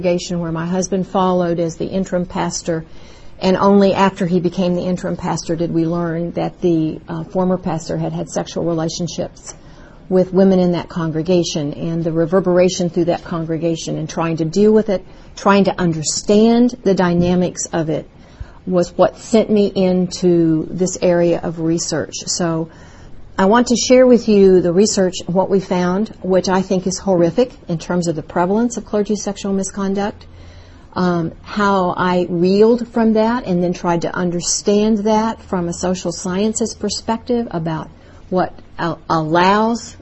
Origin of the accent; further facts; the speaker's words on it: Louisville, Kentucky, United States; moved away as an adult; now in Texas, United States; It's wonderful to be back in my hometown, Louisville, Kentucky